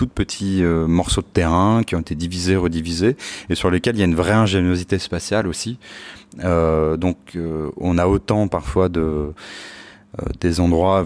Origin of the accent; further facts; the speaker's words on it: Palaiseau, Île-de-France, France; also born or lived in Laval; Alors je, suis né en fait plus exactement à Laval et j'ai grandi euh, à Palaiseau, donc euh, qui est en région parisienne